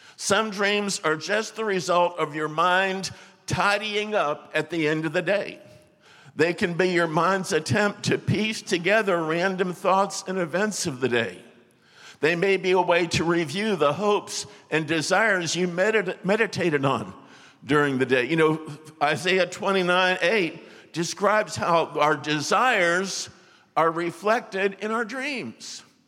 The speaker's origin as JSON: {"language": "English", "region": "Florida", "country": "United States", "moved": "yes", "said": "I was from Florida"}